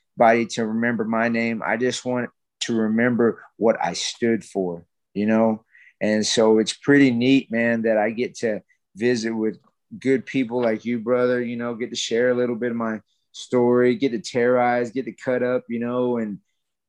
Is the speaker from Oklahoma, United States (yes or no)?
yes; Carnegie, Oklahoma, United States; also born or lived in Dallas, Texas; she moved all of us, me and my siblings, our whole family, back to Carnegie. And we ended up growing up over there my whole life, you know, up until I graduated high school